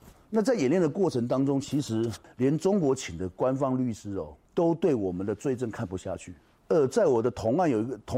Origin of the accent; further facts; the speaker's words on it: Taiwan; 因为我是台湾人